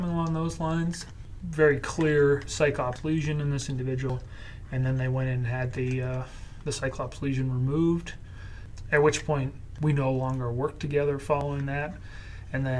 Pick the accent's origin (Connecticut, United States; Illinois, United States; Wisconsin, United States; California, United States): Connecticut, United States; grew up with Cape Cods growing up in Connecticut